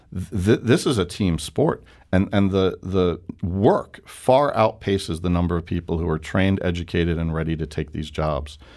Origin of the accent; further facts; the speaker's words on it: New York, United States; moved away as an adult; now in St. Louis, United States; I'm a New Yorker